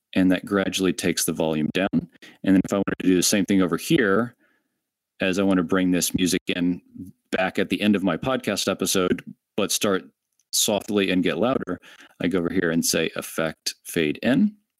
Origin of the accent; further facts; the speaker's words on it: Orlando, Florida, United States; I'm from Orlando